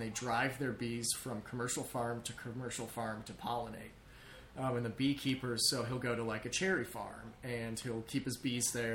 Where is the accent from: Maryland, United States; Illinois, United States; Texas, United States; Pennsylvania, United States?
Illinois, United States; Evanston; also born or lived in Manlius, New York; I was born and raised in Evanston